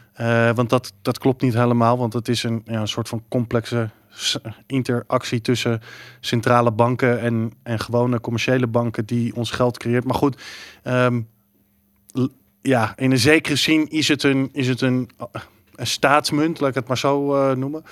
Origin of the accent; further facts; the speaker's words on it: Texas, United States; moved away; ik ben in Texas opgegroeid zelf